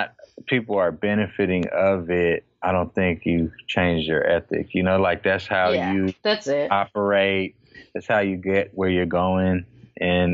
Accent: Oakland, California, United States; I'm from Oakland.

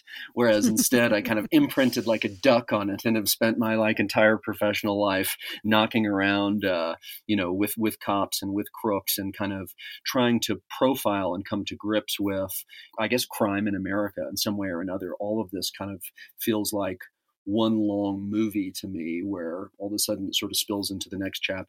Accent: Dallas, Texas, United States; I was raised in Dallas, Texas, and my dad was a district attorney, actually in the DA's office, depicted in Errol Morris's film, The Thin Blue Line.

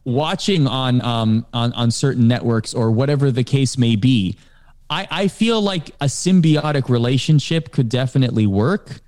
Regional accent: Canada; growing up in Canada, I watched the, uh, Canadian version of Sports Center

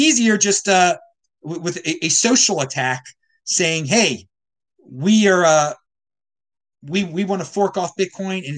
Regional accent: Baltimore, Maryland, United States; I was raised in Baltimore County.

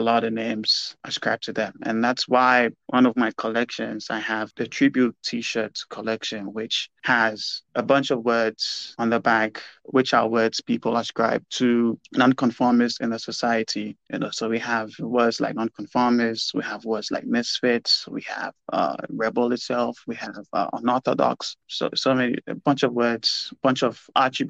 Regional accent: Ghana; In Ghana in particular

